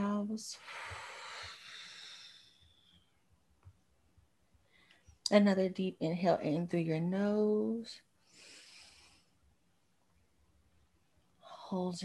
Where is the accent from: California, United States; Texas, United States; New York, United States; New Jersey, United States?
Texas, United States; I say y'all because I'm from Texas and y'all is a Texas slang